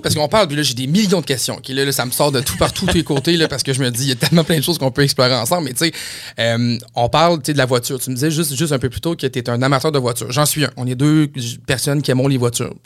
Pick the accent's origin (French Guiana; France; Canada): Canada; Saguenay, Quebec; moved away; je viens du Saguenay, j'ai travaillé longtemps au Saguenay